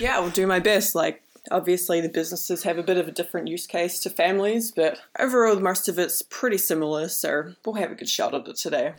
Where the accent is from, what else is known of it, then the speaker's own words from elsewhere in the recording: New Zealand; I'm from New Zealand.